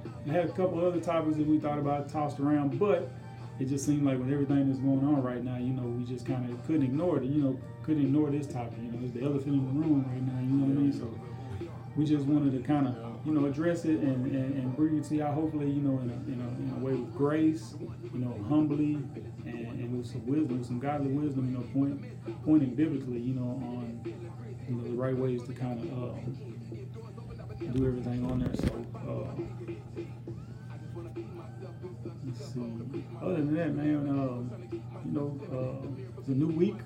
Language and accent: English; Longwood, Florida, United States; I grew up in the hood, you know, I grew up over there on Butler Street, you know, in Longwood